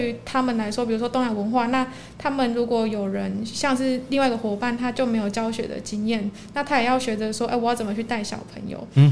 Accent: Linbian, Pingtung County, Taiwan; 我是屏东人，就是屏东在地的林边人

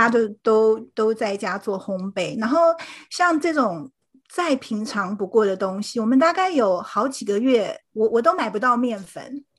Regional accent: Taipei, Taiwan; moved away as an adult; now in St. Louis, United States; 我是土生土长的台北人，目前住在圣路易

